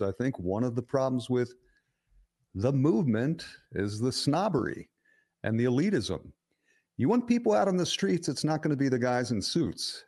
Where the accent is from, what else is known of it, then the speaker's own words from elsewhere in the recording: Philadelphia, Pennsylvania, United States; I grew up in a working class neighborhood in suburban Philadelphia where the only two races were Irish and Italian